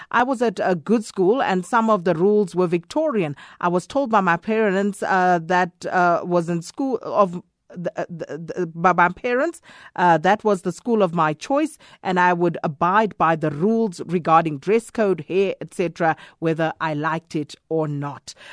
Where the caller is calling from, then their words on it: South Africa; I'm calling from Paduguza.